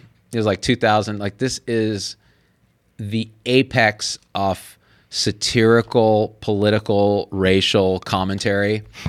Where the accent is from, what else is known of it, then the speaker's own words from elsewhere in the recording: Fresno, California, United States; I grew up in Fresno.